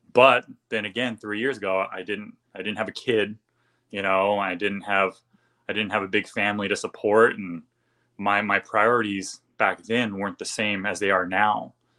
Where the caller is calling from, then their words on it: California, United States; Southern California.